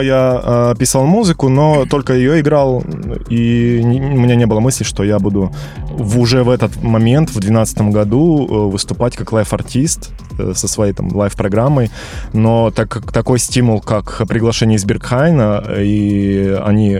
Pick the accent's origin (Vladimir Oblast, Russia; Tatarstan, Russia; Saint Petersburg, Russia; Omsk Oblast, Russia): Omsk Oblast, Russia; Omsk; now in Moscow, Russia; я вообще из Сибири, из Омска